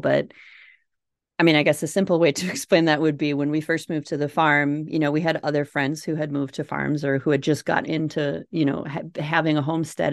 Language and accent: English; Minnesota, United States; accent: Minnesota; If you can't tell from my accent, Minnesota